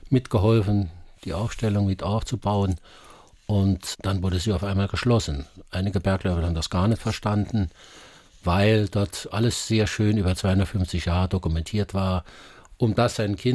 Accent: Saarland, Germany; und ich höre das immer wieder, wenn ich rauskomme in, in Deutschland, wo, wo, die sagen, wo kommst du denn her? Aus also dem Saarland.

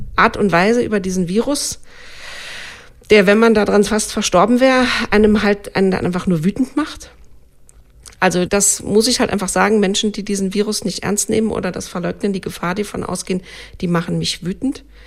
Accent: Germany; also born or lived in Saarland; bei uns in Deutschland

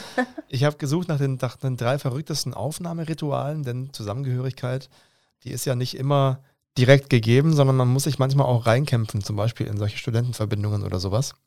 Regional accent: Stuttgart region, Baden-Württemberg, Germany; ich bin jetzt jemand, der in der Region Stuttgart aufgewachsen ist

